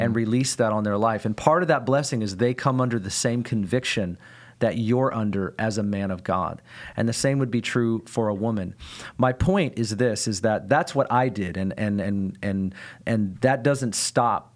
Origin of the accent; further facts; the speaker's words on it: United States; I, as an American, don't have a back culture